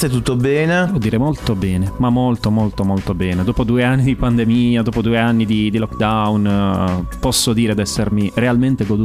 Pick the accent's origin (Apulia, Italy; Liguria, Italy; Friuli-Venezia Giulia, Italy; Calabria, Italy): Apulia, Italy; Monopoli; Sì, di Monopoli.